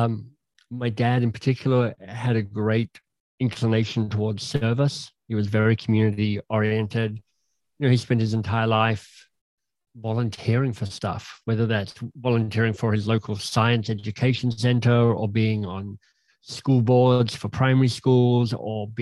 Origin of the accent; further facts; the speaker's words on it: Canberra, Australian Capital Territory, Australia; moved away as an adult; also born or lived in England / Oxford / Boston; now in Toronto, Canada; did undergraduate studies in Canberra, my hometown